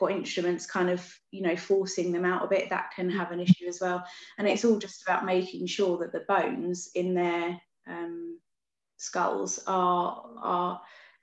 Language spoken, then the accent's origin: English; Beckenham, London, United Kingdom; I've always grown up around here as well, in Beckenham